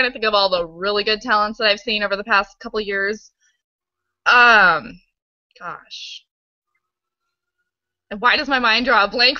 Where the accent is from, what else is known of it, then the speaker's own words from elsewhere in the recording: Nebraska, United States; hailing from my home state